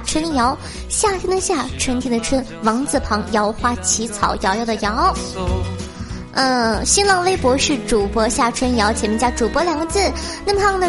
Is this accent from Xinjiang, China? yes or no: no; Dalian, Liaoning, China; 我是大连人